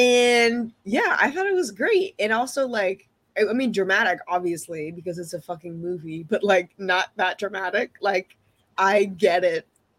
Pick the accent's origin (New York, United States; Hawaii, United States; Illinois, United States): New York, United States; New York City; But growing up in New York City